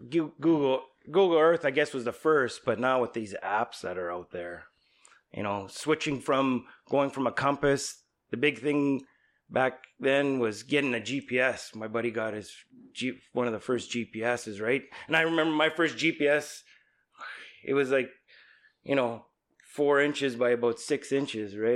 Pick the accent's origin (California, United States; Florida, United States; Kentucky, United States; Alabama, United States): California, United States; San Andreas; I grew up in San Andreas